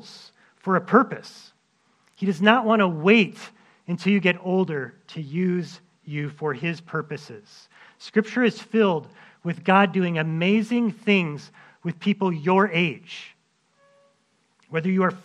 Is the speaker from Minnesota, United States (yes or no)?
yes; Minnesota, United States; my years growing up in Minnesota.